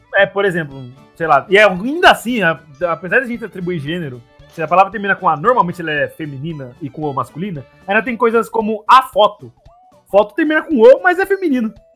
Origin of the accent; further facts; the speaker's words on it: São Paulo, Brazil; accent: São Paulo; eu chegar agora na Bahia falando o sotaque de São Paulo